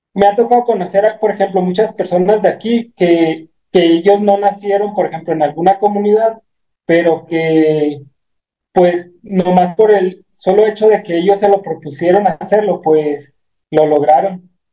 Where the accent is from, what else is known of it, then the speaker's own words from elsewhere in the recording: Guachochi, Chihuahua, Mexico; yo soy originario de, del municipio de Huachuchi, Chihuahua